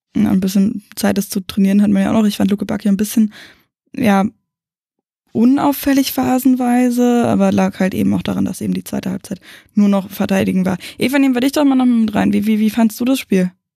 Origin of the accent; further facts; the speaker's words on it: the Berlin area, Brandenburg, Germany; wir kommen aus dem Umland von Berlin